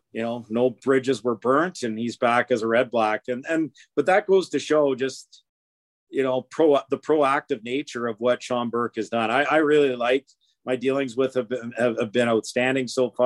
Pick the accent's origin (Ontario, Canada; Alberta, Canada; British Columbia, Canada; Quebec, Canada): Alberta, Canada; Edmonton; I'm from Edmonton